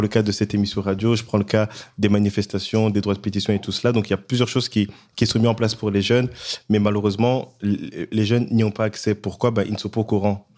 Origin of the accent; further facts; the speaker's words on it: DR Congo; now in Brussels, Belgium; à l'est du Congo, mon pays d'origine